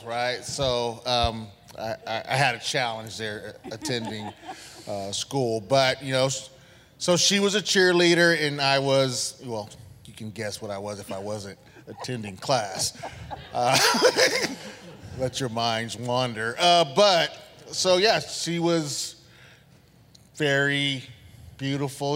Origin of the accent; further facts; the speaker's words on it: San Diego, California, United States; we grew up in San Diego, went to Lincoln High School